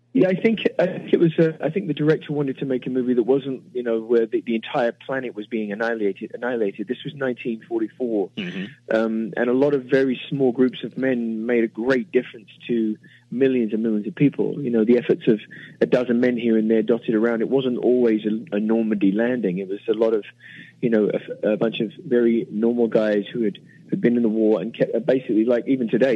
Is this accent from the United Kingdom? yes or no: yes; England, United Kingdom; moved away as an adult; now in United States; as an Englishman, as a British man